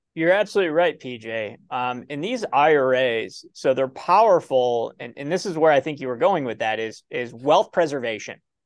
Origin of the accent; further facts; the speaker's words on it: Ohio, United States; I'm from Ohio